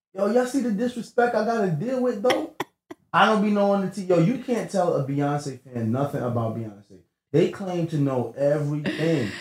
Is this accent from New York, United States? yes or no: yes; New York City, New York, United States; I'm from Brooklyn too, you know what I'm saying? Grew up in Flatbush